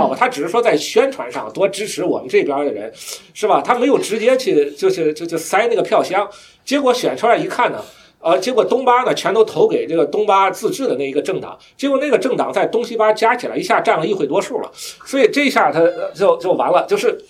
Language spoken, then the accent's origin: Chinese; China; 我们就就比如说我们中国人，比如说我我党要解释什么是中华民族，他有一套他的理论，是吧？